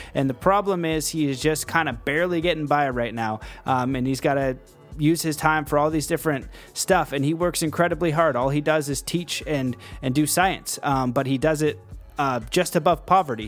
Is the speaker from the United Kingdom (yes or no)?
no; Canada; I'm Canadian